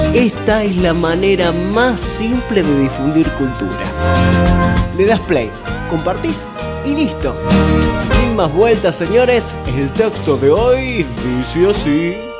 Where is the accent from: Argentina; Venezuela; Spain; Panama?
Argentina; Almafuerte, Córdoba; mi pueblo, Almafuerte